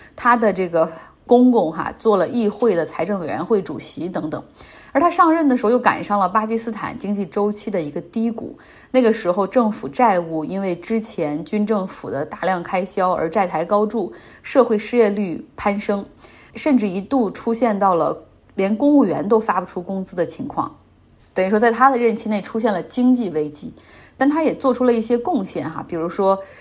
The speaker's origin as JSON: {"language": "Chinese", "country": "China", "said": "我们中国人对他有一个更加熟悉的名字哈，叫贝布托。"}